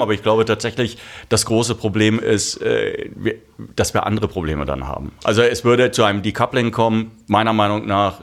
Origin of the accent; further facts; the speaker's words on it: Germany; als Deutsche